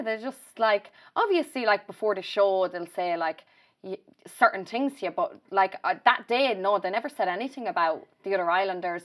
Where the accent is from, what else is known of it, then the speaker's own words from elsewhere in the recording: Ireland; if I did come home and I'd go to, say, Mullingar or Rutland, that's where I'd always go on a night out